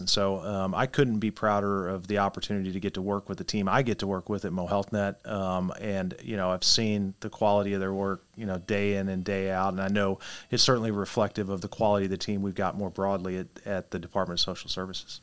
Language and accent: English; Poplar Bluff, Missouri, United States; my hometown of Poplar Bluff